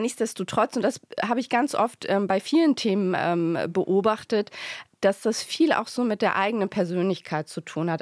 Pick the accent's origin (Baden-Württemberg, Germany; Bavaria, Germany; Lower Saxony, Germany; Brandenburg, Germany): Lower Saxony, Germany; ich bin in Niedersachsen geboren, tatsächlich auf dem Land auch